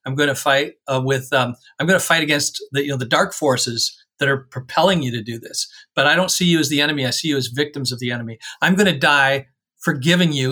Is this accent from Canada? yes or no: yes; Canada; as a Canadian